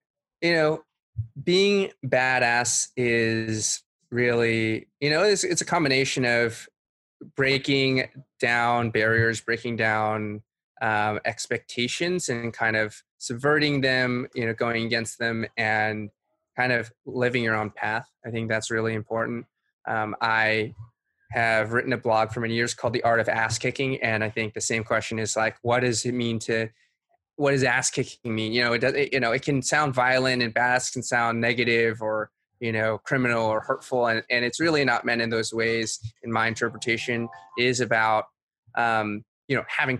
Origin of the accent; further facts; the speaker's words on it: a suburb of Boston, Massachusetts, United States; moved away as an adult; also born or lived in Suzhou, China / San Francisco Bay Area / New York; now in Brooklyn, United States; I was born in Suzhou, China. I moved to the United States when I was 3 years old. I grew up in a suburb of Boston and spent most of my childhood there